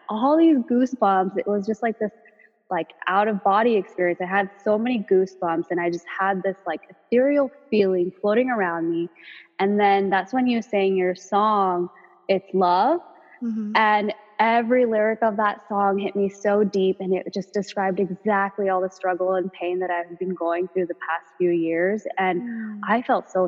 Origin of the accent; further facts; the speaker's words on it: Los Angeles, California, United States; I grew up in the San Fernando Valley